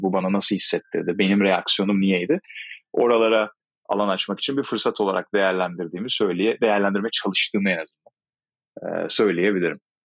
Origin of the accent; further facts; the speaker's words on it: İzmir, Turkey; Aslen İzmirliyim.